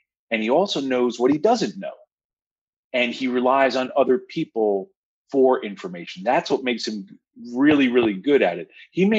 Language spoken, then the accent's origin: English; Washingtonville, New York, United States; I'm going to speak like my hometown, Washingtonville, New York.